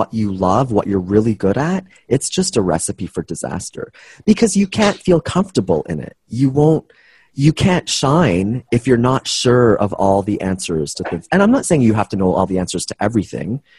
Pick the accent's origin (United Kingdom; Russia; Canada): Canada; I'm Canadian